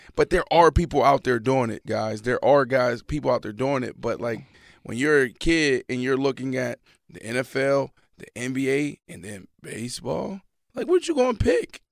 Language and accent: English; Pittsburgh, Pennsylvania, United States; growing up in Pittsburgh, like, we played football